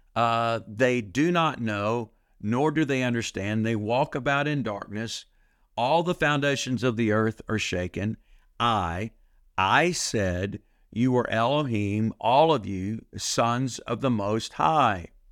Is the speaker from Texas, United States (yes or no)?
yes; Texas, United States; I'm from Texas